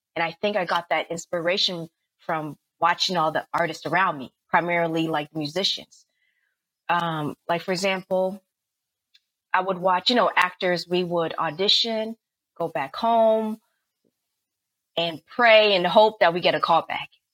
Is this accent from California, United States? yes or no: yes; the Bay Area, California, United States; now in Los Angeles, United States; I'm from the Bay Area